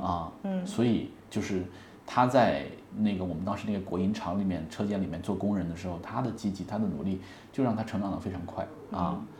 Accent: Hunan, China; moved away; 那我是湖南人

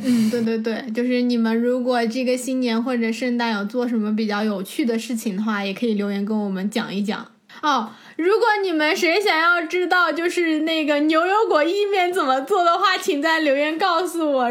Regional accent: China; moved away; 我们中国人

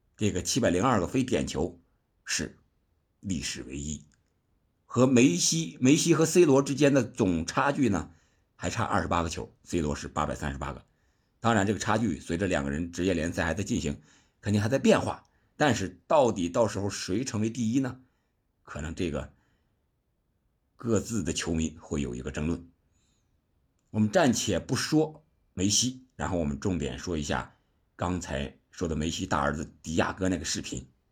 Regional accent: China; 我们中国人

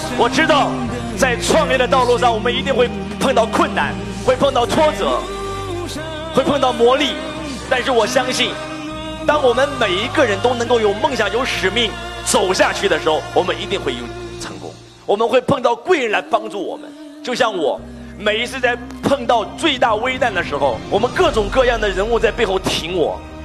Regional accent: China; 我以我是一个中国人为荣，我以我是一个中国人为傲

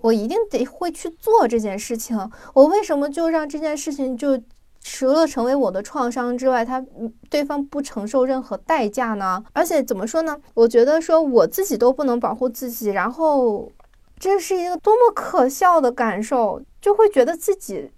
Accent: China; 我们中国人

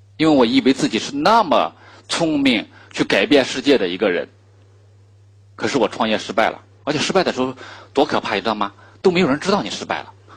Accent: China; 我们中国人

